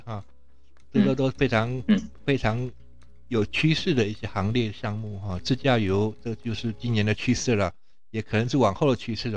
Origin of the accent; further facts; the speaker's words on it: Taiwan; 像我们台湾人是比较，就比较不太清楚